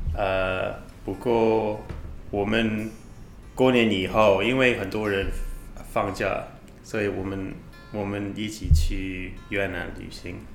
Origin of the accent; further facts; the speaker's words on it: United Kingdom; Chinese is a second language; moved away as an adult; now in Taiwan; 我来自英国，呃，在台湾，已经住一年半